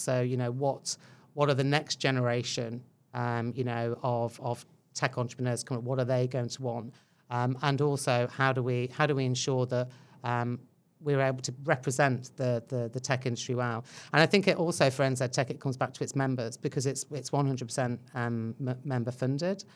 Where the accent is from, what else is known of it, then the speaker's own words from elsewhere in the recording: England, United Kingdom; moved away as an adult; now in New Zealand; I think you can tell by my accent uh, that I'm not Kiwi. Um, so yeah, originally from England, Irish parents, so a good old mix going on in there